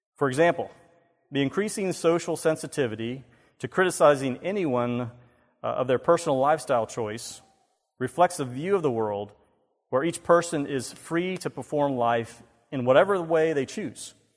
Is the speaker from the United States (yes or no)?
yes; Myrtle Beach, South Carolina, United States; I grew up in Myrtle Beach